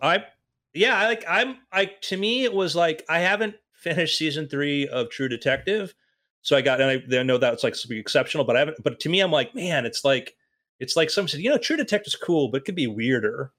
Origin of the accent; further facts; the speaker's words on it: Oregon, United States; I grew up in Oregon